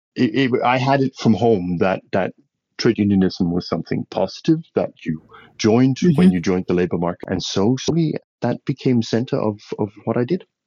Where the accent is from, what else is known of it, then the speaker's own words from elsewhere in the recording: western Denmark, Denmark; moved away as an adult; also born or lived in Tanzania / Mozambique; now in Ethiopia; I'm a Dane. I'm, I, I come from Denmark, the small Scandinavian country. Grew up in a fairly uh, rural, remote part of Western Denmark and left there uh, at the age of 28